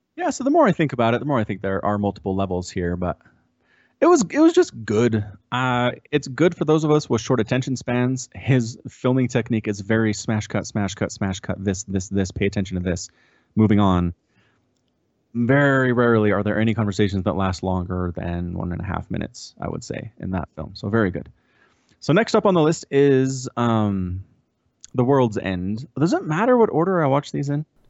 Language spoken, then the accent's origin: English; United States; as an American